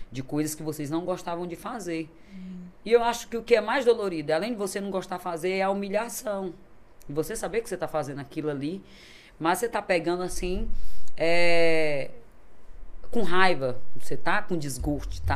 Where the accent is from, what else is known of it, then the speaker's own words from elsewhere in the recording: Imperatriz, Maranhão, Brazil; Nasci aqui em Imperatriz. Sou imperatrizense, sou maranhense, graças a Deus, com muito orgulho